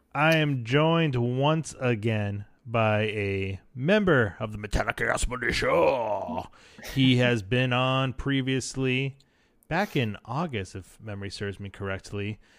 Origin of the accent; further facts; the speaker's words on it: United States; accent: American; my dumb American accent